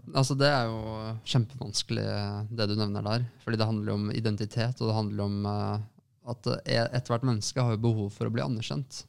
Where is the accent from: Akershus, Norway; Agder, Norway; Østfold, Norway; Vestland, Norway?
Akershus, Norway; Lørenskog; now in Oslo, Norway; store deler av barndommen min er fra Lørenskog